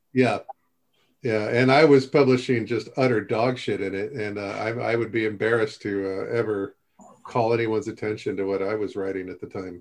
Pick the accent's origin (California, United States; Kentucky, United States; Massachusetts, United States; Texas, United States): California, United States; Upland; I'm just from there